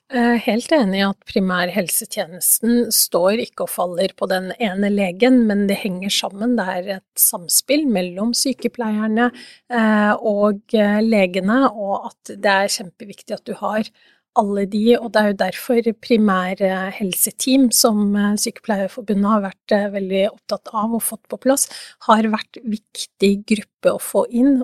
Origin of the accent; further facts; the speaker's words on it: Oslo, Norway; jeg er fra Oslo